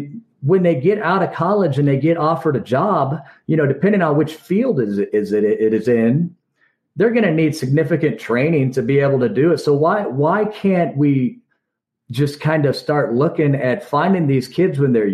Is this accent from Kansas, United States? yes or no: yes; Kansas, United States; we're from Kansas.